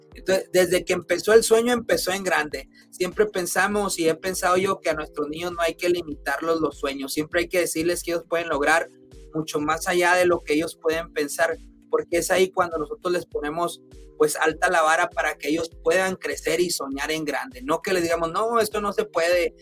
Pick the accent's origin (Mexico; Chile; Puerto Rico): Mexico; Chihuahua; now in Utah, United States; de donde yo soy originario, de Chihuahua, Chihuahua